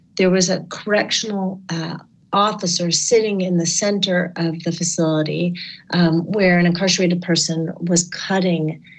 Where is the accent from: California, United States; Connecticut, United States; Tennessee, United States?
Connecticut, United States; in Connecticut, my home state